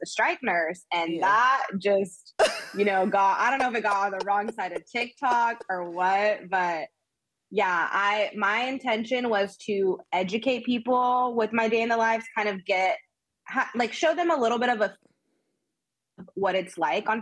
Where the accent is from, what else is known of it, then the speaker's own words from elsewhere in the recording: Austin, Texas, United States; moved away as an adult; now in Los Angeles, United States; I'm from Austin. I'm born and raised in Austin.